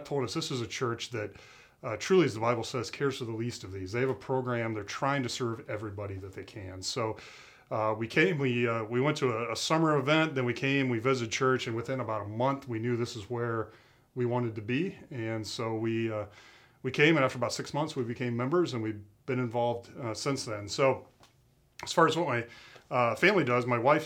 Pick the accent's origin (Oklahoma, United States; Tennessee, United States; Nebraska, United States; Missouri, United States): Nebraska, United States; Lincoln; moved away as an adult; now in Iowa, United States; I grew up in Lincoln, Nebraska. We moved over to Iowa 20 years ago for a job.